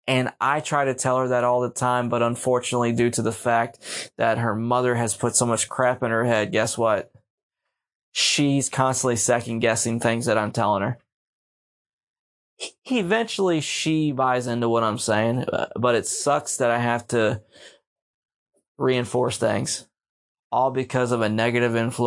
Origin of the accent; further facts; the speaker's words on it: Pittsburgh, Pennsylvania, United States; moved away as an adult; also born or lived in Baltimore, Maryland; I grew up in Baltimore City before I moved in Pittsburgh, but I consider Pittsburgh my home.